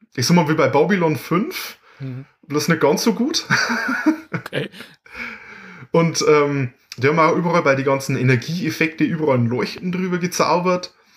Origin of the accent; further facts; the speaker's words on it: Bavaria, Germany; bei uns in Bayern